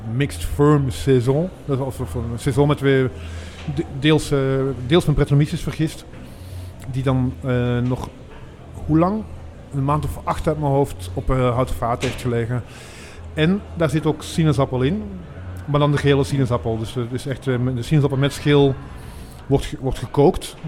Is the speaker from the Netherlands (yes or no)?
no; Maasmechelen, Flanders, Belgium; ik, kom zelf hier, ik kom uit Maasmechelen